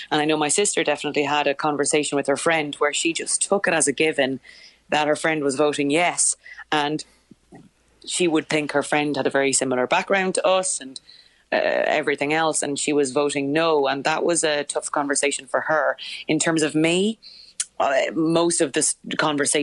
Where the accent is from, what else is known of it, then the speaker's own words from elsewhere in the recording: Ireland; now in United Kingdom; as an Irish person living in the UK